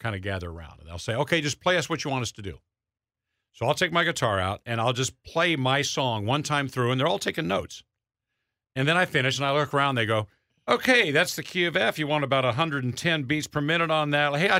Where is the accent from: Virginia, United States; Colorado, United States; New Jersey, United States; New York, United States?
Colorado, United States; Colorado Springs; moved away; I grew up in Colorado Springs, and there's Pike's Peak